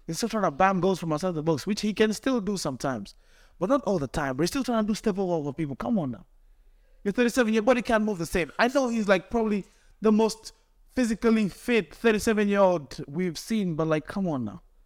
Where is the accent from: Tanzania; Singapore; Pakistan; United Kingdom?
Tanzania; now in Cleveland, United States; I'm young boy from Tanzania, came to Cleveland for school